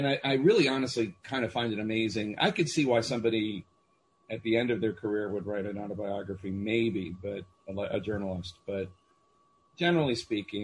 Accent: Philadelphia, Pennsylvania, United States; moved away; I'm from Philly

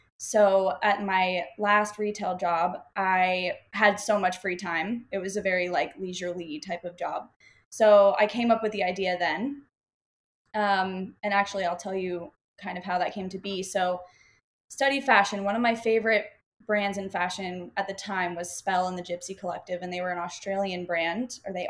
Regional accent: Florida, United States; moved away as an adult; now in Austin, United States; I'm from Florida, grew up in Florida

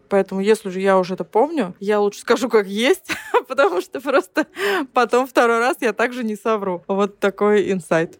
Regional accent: Ukraine; also born or lived in Zelenograd; now in Moscow, Russia; я вообще из деревни. Я родилась на Украине, я украинская девочка, которая, блин, умеет топить печку

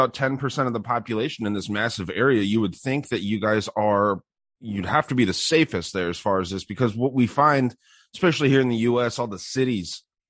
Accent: United States; as an American, I don't know much about Australia.

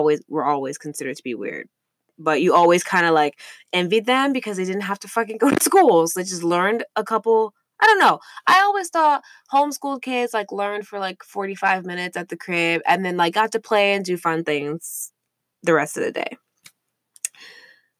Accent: St. Louis, Missouri, United States; I grew up in St. Louis, Missouri

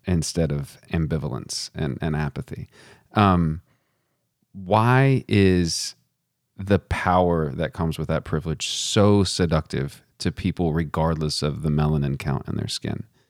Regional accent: Texas, United States; moved away; also born or lived in Virginia; I did not learn about Stone Mountain growing up in Texas

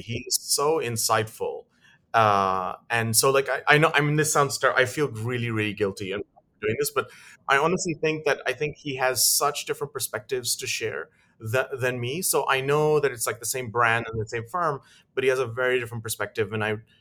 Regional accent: Lusaka, Lusaka Province, Zambia; moved away; I grew up in Africa

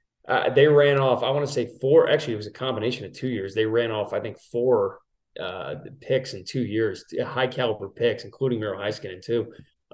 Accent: New York, United States; everyone knows I'm from New York, native New Yorker, right?

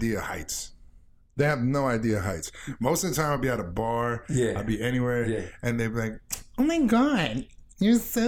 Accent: Florida, United States; moved away as an adult; I'm from Florida

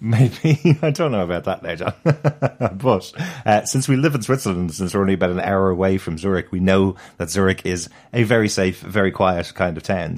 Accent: Dublin, Leinster, Ireland; I'm, I'm a city boy. I'm from Dublin City

